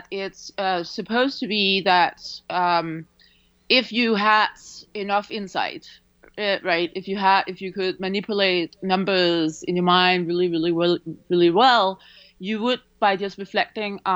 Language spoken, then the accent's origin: English; Denmark; moved away; I grew up in Denmark